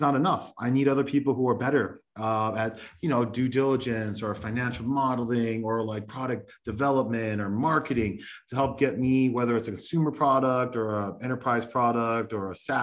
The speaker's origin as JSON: {"language": "English", "town": "Los Angeles", "region": "California", "country": "United States", "said": "I'm from Los Angeles"}